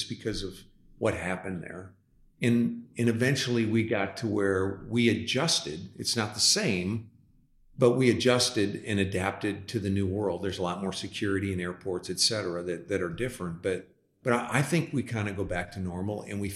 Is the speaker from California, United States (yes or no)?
no; LaSalle, Illinois, United States; now in Dallas, United States; I'm from the Midwest. I was born and raised on a farm, actually. We weren't farmers. We were living in a home on a farm. in a town of 10,000 people, LaSalle, Illinois